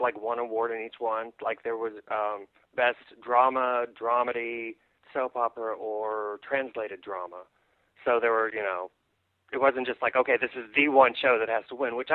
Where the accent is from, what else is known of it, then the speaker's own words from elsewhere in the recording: Kokomo, Indiana, United States; moved away as an adult; also born or lived in San Francisco; I'm from Indiana